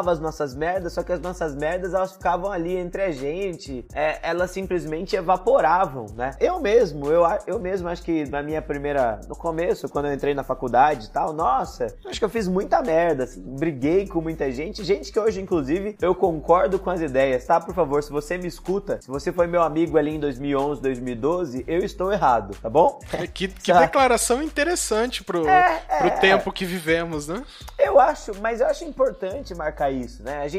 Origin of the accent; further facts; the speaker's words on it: Palmeira do Oeste, São Paulo, Brazil; born there; porque eu que nasci em Palmeira do Oeste, no interior de São